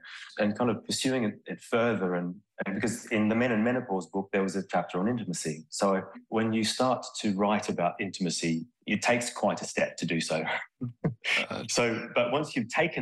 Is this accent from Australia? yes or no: yes; Australia; moved away as an adult; now in United Kingdom; I'm Australian. I've lived in the UK now for 23 years